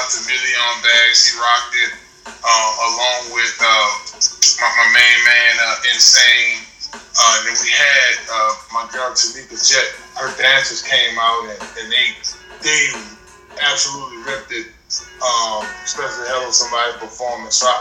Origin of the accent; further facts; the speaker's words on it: New Orleans, Louisiana, United States; Being a native of the area